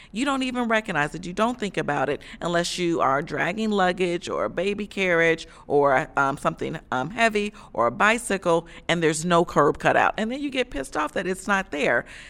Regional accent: Chicago, Illinois, United States; moved away as an adult; also born or lived in the South; I'm originally from Chicago

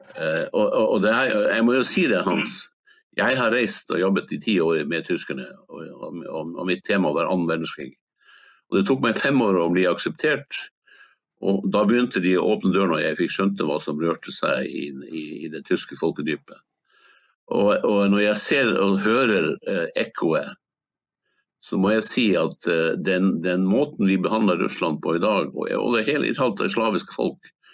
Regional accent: Hammerfest, Finnmark, Norway; en LNG-fabrikk i min hjemby Hammerfest som heter Snøhvit

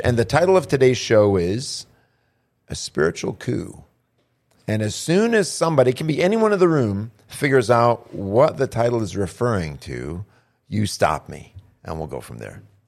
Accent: Annapolis, Maryland, United States; my mother lived at her mother's house when I was born up in Annapolis, Maryland

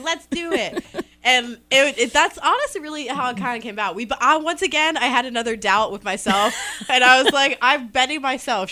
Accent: Ohio, United States; moved away as an adult; now in Iowa, United States; I'm originally from Ohio

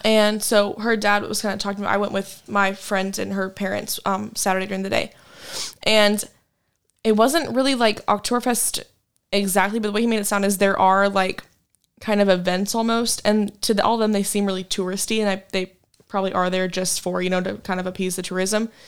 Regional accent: Wichita, Kansas, United States; moved away as an adult; now in Fort Worth, United States; my hometown back in Kansas

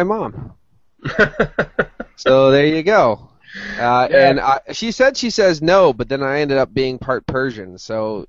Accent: Berwick, Pennsylvania, United States; A little note, my hometown, Berwick, was a big WWF town.

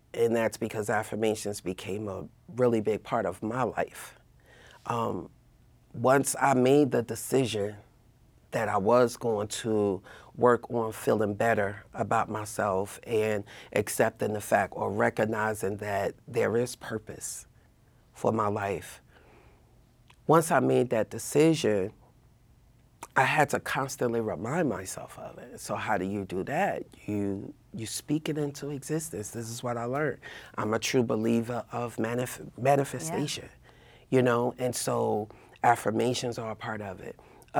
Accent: Newark, New Jersey, United States; Well, technically, I grew up in Newark, right? My parents moved to Union County quite some time ago.

